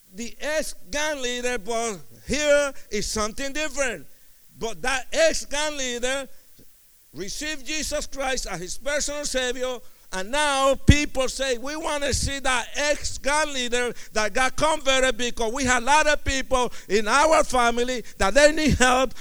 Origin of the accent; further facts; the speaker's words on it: Puerto Rican, East Coast, United States; I was Puerto Rican, and we are too fast. We were from the I was from the East Coast